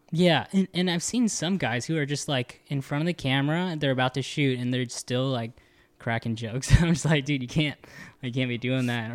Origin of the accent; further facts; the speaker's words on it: the Bay Area, California, United States; moved away; I was from the Bay